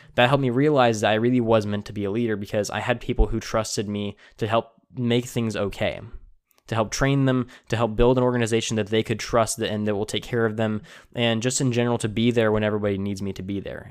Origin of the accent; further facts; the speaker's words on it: Tulare, California, United States; I grew up in Tulare, California, which is a uh, you know a very agricultural town